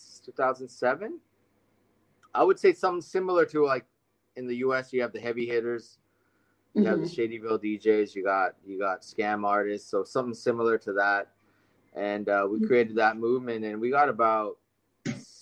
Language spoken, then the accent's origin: English; Vancouver, British Columbia, Canada; I was born and raised in Vancouver, Canada